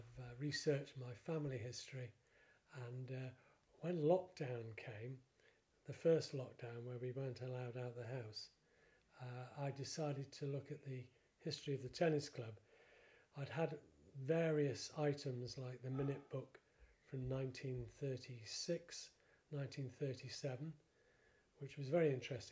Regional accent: Blundell Sands, North West England, United Kingdom; now in Formby, United Kingdom; I was brought up in Hall Road in Blundell Sands, and I came back in 2003

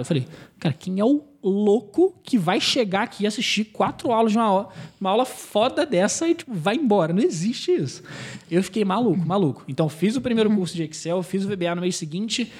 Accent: Israel; now in Brazil; eu sou israelense

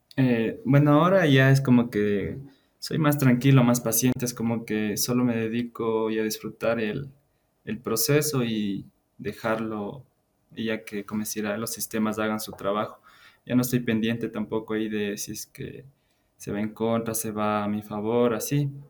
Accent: Ecuador; soy de, de Ecuador

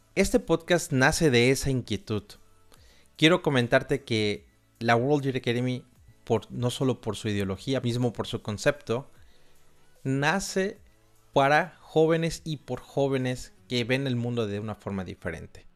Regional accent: Xalapa, Veracruz, Mexico; moved away as an adult; also born or lived in Argentina / Vienna, Austria; No nací en una gran urbe, en realidad nací en una ciudad muy cultural pero bastante pequeña llamada Jalapa

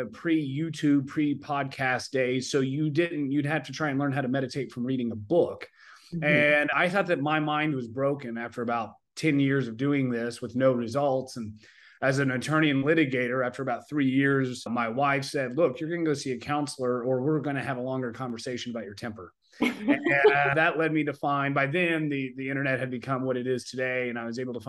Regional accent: Oklahoma, United States; I grew up in Oklahoma

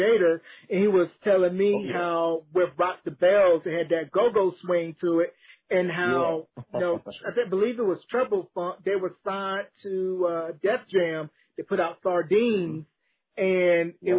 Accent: Gaston, North Carolina, United States; my hometown in North Carolina

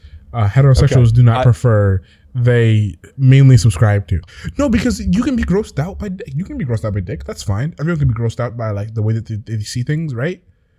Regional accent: United States; But I'm an American, unfortunately, so I've been taught the binary

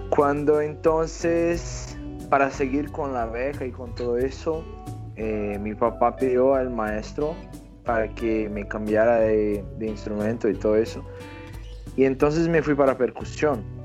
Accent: Brazil; Spanish is a second language; yo soy brasileño, tengo 34 años

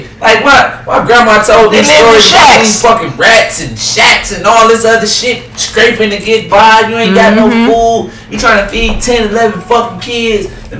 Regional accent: Cleveland, Ohio, United States; when I was growing up, 131st, I grew up in Lee Harbor. That's the, they say that's the first black suburb in Cleveland.

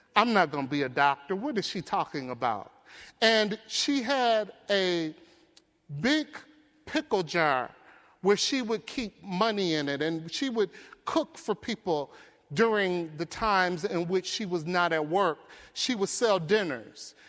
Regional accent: Detroit, Michigan, United States; I grew up in Detroit. I grew up in poverty. I grew up in the Brewster Projects

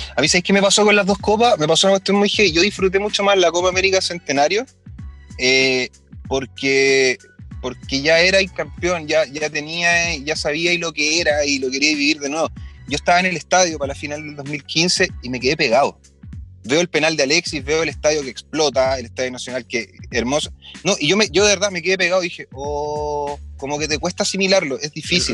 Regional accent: Chile; nos sentimos más bacanes como chilenos

